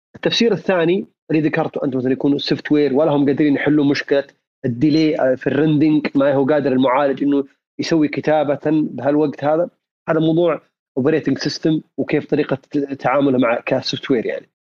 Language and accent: Arabic; Saudi Arabia; عندنا في السعوديه